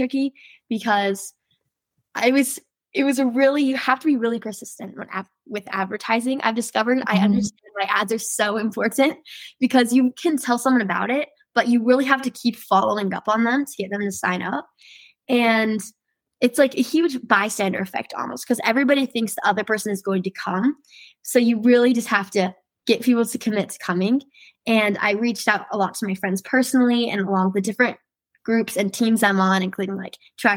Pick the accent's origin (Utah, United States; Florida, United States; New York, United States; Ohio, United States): Utah, United States; Salem; I'm from Salem, Utah, and I'm going to be a senior at Salem Hills High School this next year.